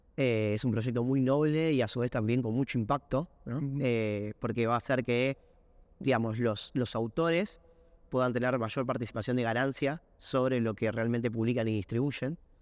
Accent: Buenos Aires, Argentina; soy de Barracas

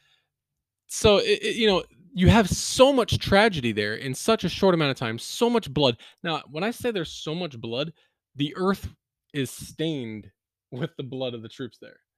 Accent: Gettysburg, Pennsylvania, United States; moved away; also born or lived in Lancaster County, Pennsylvania; I grew up there

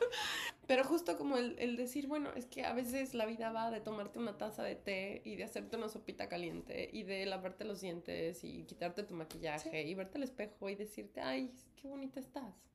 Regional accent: Mexico; now in New York, United States; Y ambas somos actrices mexicanas.

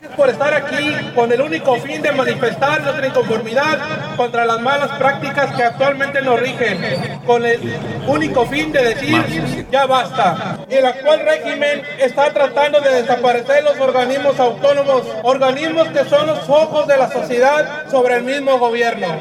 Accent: Mexico; como mexicanos

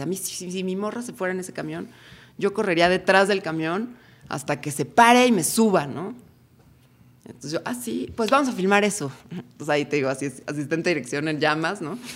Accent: Cuernavaca, Morelos, Mexico; now in Tepoztlán, Mexico; Yo crecí en Cuernavaca

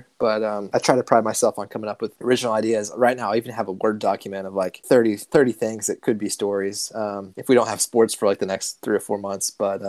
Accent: Lubbock, Texas, United States; born there; moved away; And I was born in Lubbock, Texas, actually, before I moved here. I grew up a Texas Tech football fan

